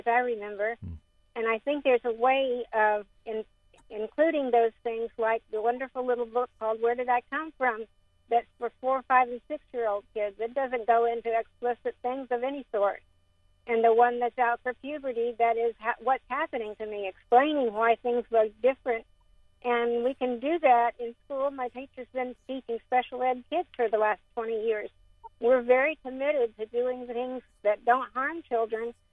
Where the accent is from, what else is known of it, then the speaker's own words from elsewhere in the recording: Hillsborough County, Florida, United States; I grew up in Hillsborough County